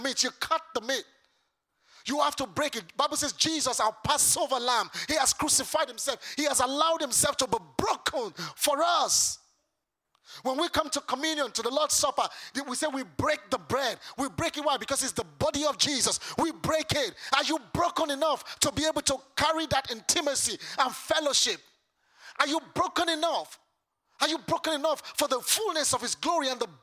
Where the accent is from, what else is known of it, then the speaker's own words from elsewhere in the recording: Lagos, Nigeria; now in United Kingdom; I am from Lagos Island.